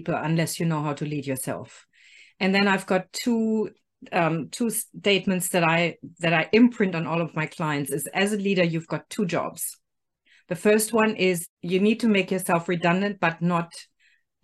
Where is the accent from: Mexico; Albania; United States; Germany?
Germany; moved away as an adult; I was born in Germany.